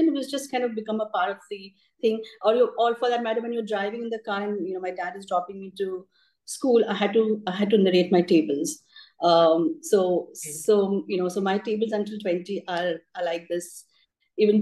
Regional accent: Mumbai, Maharashtra, India; I grew up in Bombay. So my parents moved from Delhi to Bombay just when I was born

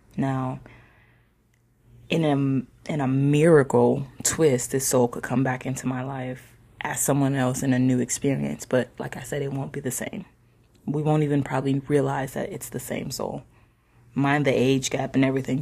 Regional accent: not too far from Chicago, Illinois, United States; moved away; I am from Illinois myself, not too far from Chicago

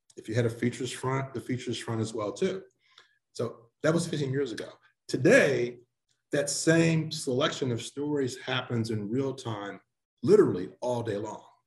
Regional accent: St. Louis, Missouri, United States; moved away as an adult; also born or lived in Cleveland, Ohio / Boston / Orlando; now in Memphis, United States; I grew up in St. Louis, not too far away

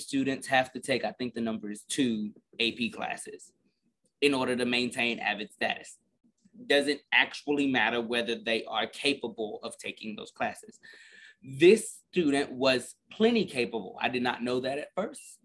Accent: Garland, Texas, United States; I'm literally from Garland. So I'm from like 20 minutes north of Lancaster.

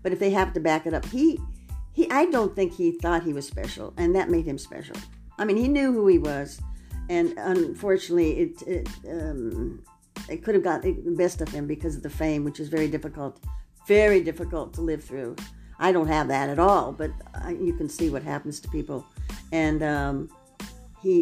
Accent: Los Angeles, California, United States; I was born in Hollywood and raised in Hollywood

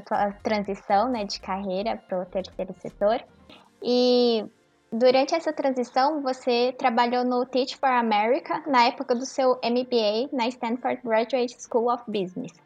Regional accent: Mato Grosso, Brazil; now in São Paulo, Brazil; Eu cresci no Mato Grosso

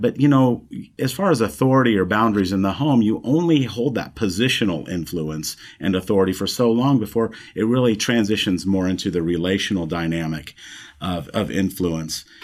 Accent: the Heartland, Midwest, United States; moved away as an adult; coming back down towards where we were raised in the Heartland regions

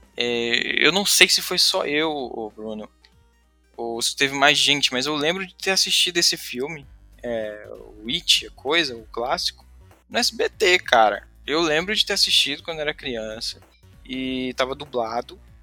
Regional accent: Fortaleza, Ceará, Brazil; eu sou de Fortaleza, aqui do Nordeste

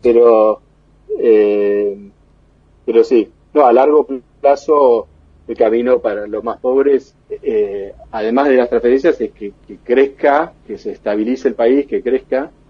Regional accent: Argentina; moved away as an adult; now in Boston, United States; los argentinos

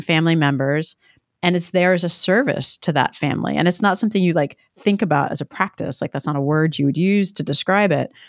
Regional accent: New Jersey, United States; growing up in New Jersey

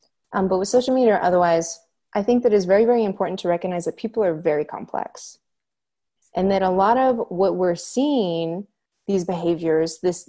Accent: Oregon, United States; I'm Mexican American and Jewish, and growing up in Oregon, in a rural Oregon community

